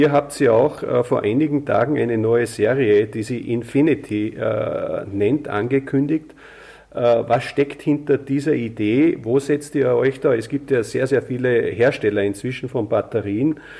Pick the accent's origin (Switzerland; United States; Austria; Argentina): Austria; ich sage jetzt einmal, eine Ölheizung noch drin habe, mit Solarthermie betrieben, wie das sehr oft bei uns in Österreich zumindest der Fall ist